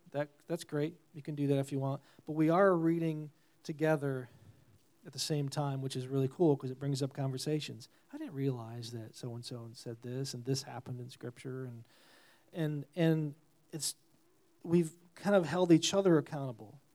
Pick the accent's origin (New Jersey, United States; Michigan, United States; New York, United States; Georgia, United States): New York, United States; moved away; I'm from New York originally